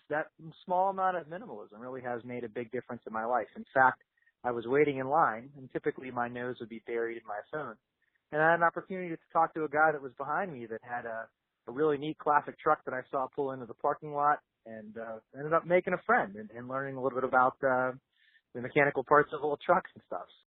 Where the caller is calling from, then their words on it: Pittsburgh, Pennsylvania, United States; I'm from Pittsburgh, Pennsylvania. I was calling